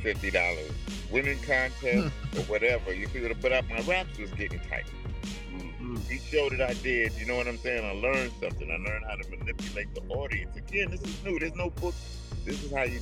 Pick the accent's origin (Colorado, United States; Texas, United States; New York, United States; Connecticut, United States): New York, United States; now in Los Angeles, United States; I'm from New York, from Harlem. And we both end up out here